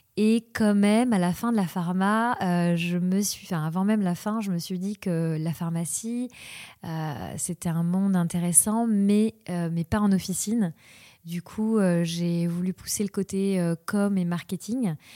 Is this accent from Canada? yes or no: no; Mayotte; also born or lived in Réunion; now in Pays Basque, France; je suis née à la Réunion et j'ai grandi à Mayotte